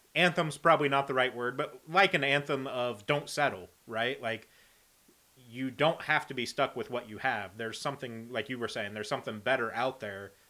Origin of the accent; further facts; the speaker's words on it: Indiana, United States; I'm from Indiana